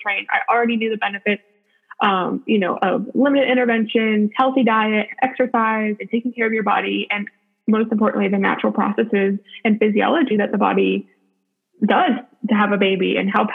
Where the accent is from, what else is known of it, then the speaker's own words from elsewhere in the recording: Youngstown, Ohio, United States; now in Spartanburg, United States; I'm from Youngstown, Ohio, which is northeastern Ohio, about 45 minutes from Cleveland and also 45 minutes from Pittsburgh area. Me and my husband both grew up there